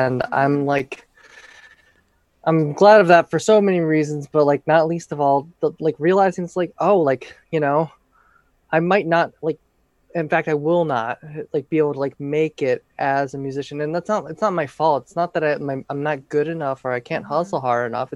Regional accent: St. Louis, Missouri, United States; moved away as an adult; also born or lived in Oberlin, Ohio / Los Angeles, California; now in Oakland, United States; I'm from St. Louis, Missouri originally

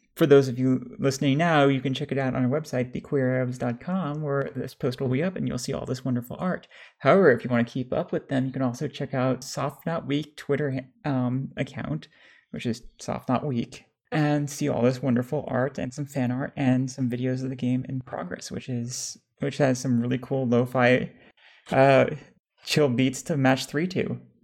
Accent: United States; I was raised in America

